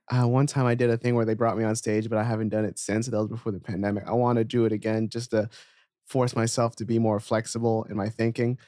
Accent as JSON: {"language": "English", "region": "New Jersey", "country": "United States", "also_born_or_lived": "New York", "moved": "yes", "said": "when I was in Jersey"}